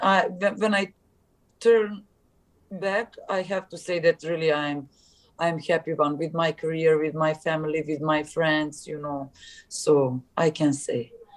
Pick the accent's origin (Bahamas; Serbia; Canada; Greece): Serbia; English is a second language; moved away as an adult; also born or lived in Istanbul, Turkey; in Serbia